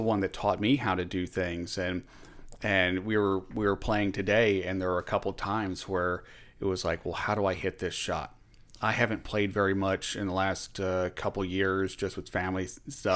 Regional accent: Richmond, Virginia, United States; moved away as an adult; also born or lived in Monroe, Louisiana / Norfolk, Virginia; now in Philadelphia, United States; I grew up in Richmond, Virginia.

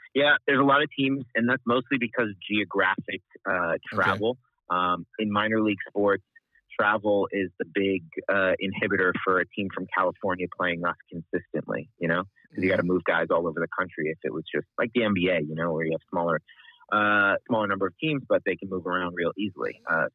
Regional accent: Lebanon; moved away as an adult; now in Wichita, United States; I grew up overseas in Lebanon. My parents were missionaries there, and moved to the U.S. at 18.

